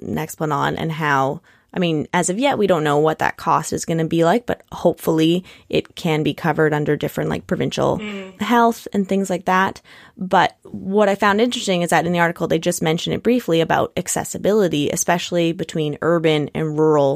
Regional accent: Nanaimo, British Columbia, Canada; now in Victoria, Canada; I grew up in Nanaimo, but now live in Victoria

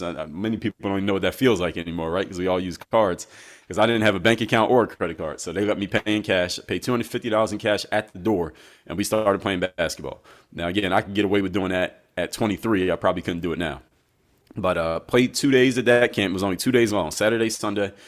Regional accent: Philadelphia, Pennsylvania, United States; I'm from Philadelphia

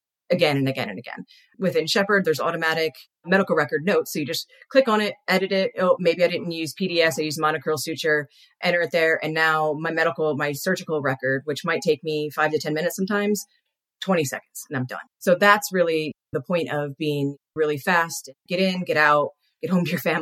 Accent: Philadelphia, Pennsylvania, United States; now in Arizona, United States; I'm from Philly

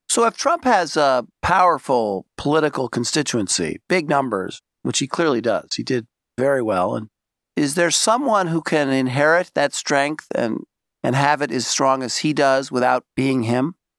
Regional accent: New York City, New York, United States; I'm from Brooklyn

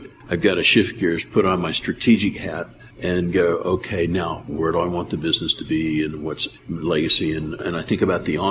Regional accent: the South, United States; accent: southern; growing up in the South, speaking slow, accent

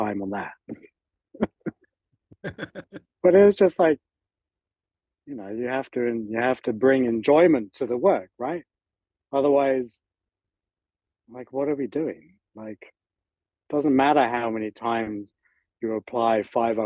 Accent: England, United Kingdom; moved away as an adult; also born or lived in Northern California; I was living over there with my mom, and being British

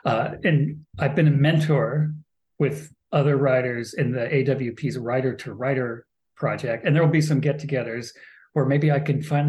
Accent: Portland, Oregon, United States; I grew up in Southeast Portland, Cleveland High School.

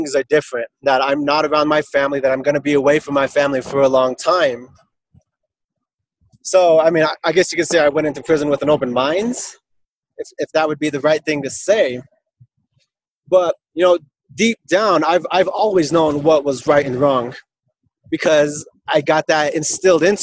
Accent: Alliance, Nebraska, United States; here in Alliance, in my hometown.

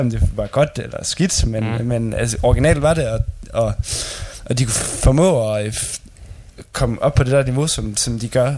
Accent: Denmark; her hjemme i Danmark

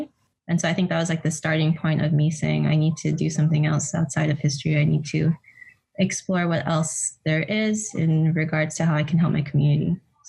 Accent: California, United States; we were both from California.

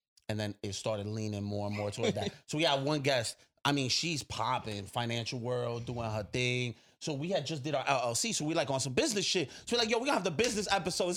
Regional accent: New York City, New York, United States; I'm from Sunset.

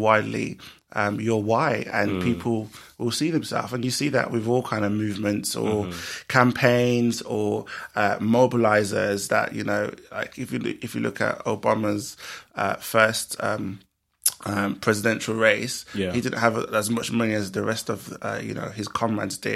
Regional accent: Birmingham, West Midlands, United Kingdom; in Birmingham, my hometown

